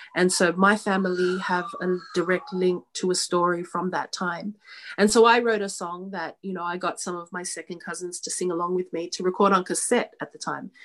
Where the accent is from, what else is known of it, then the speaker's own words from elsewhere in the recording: Sydney, New South Wales, Australia; I'm Australian born. I was born here in um, Sydney, Australia